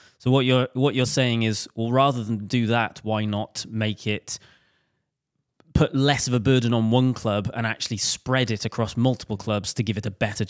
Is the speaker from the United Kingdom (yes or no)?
yes; Wales, United Kingdom; Because it's Team Wales, I'm drawn to it being Welsh.